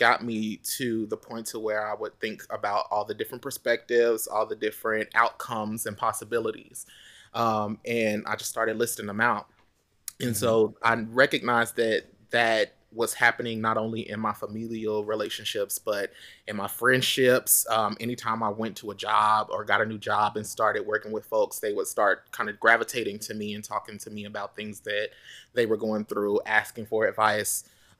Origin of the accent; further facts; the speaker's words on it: Oklahoma, United States; moved away; I was looking to get out of my hometown anyway. You know, I just wanted out of Oklahoma because even though there's a lot of opportunity there, there's not a lot yet.